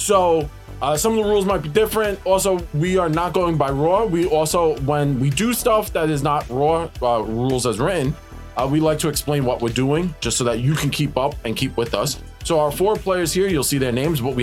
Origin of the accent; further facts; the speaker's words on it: New York City, New York, United States; we are from New York